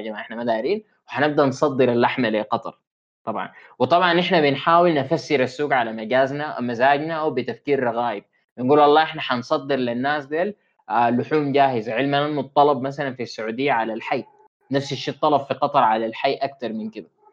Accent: Sudan; عندنا في السودان

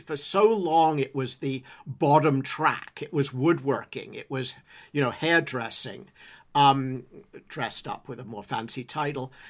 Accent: England, United Kingdom; moved away as an adult; I grew up in England

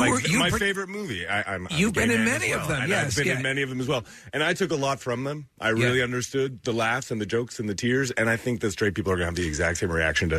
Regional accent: Canada; Canadian. That's right, I'm Canadian.

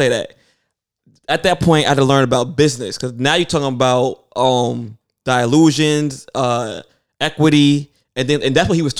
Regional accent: New York, United States

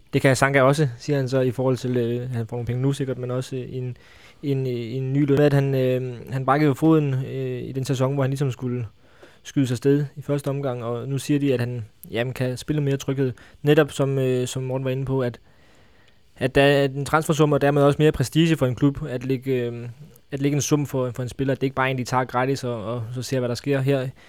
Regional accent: Funen, Southern Denmark, Denmark; nu er jeg jo fra Fyn

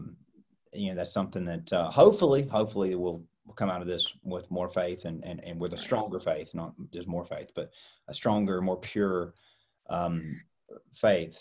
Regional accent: United States; as an American

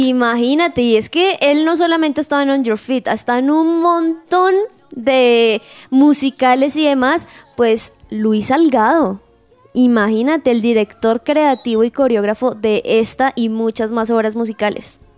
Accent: Sogamoso, Boyacá, Colombia; yo soy de Boyacá, muy orgullosamente sogamoseña

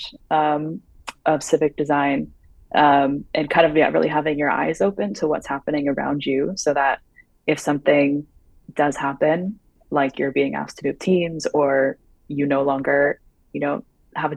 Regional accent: United States; moved away; as an American living abroad

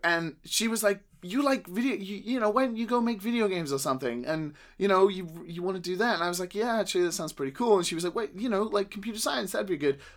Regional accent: United Kingdom; as a Brit

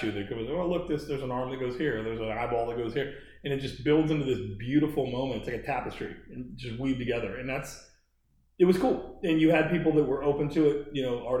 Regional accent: Baltimore, Maryland, United States; I'm from Baltimore

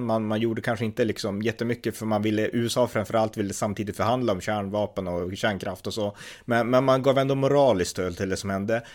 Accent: Sweden; vi vanliga svenskar

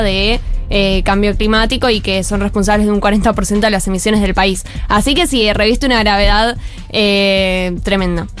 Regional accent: Argentina

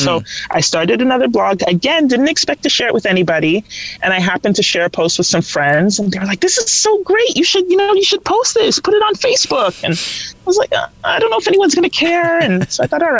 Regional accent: London, Ontario, Canada; I grew up in London, Ontario

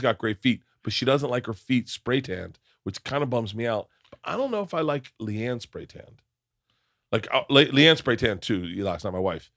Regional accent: Florida, United States; growing up in Florida

